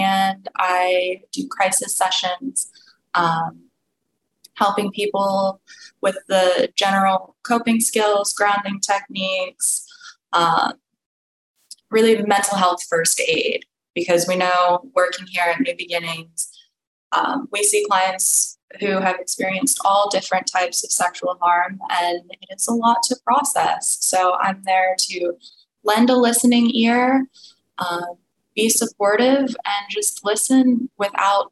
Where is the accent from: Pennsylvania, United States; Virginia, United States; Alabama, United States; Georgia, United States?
Pennsylvania, United States; moved away as an adult; now in Kentucky, United States; I am originally from Pennsylvania, so if you're used to hearing some Southern accents, that's why I differ a little bit.